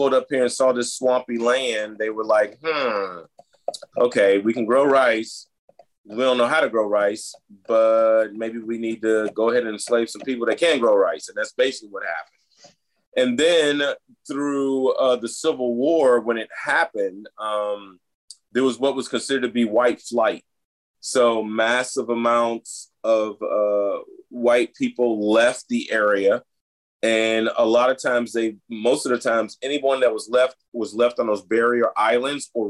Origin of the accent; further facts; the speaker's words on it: the South, United States; moved away as an adult; now in Brunswick, Georgia, United States; I grew up in the South in the 70s